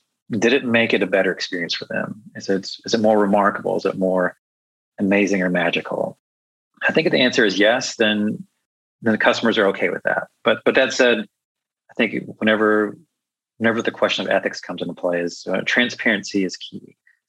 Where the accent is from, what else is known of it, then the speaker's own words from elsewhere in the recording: Chicago, Illinois, United States; it knows that I'm from Chicago.